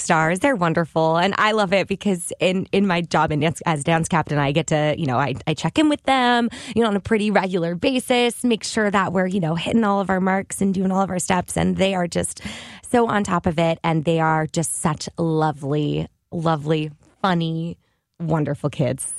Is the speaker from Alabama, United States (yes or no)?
no; St. Louis, Missouri, United States; moved away; From when I was seven years old, I spent every summer at the Muni